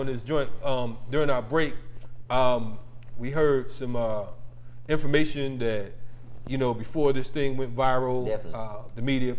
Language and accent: English; Bridgeport, Connecticut, United States; I told him I was from Bridgeport, Connecticut.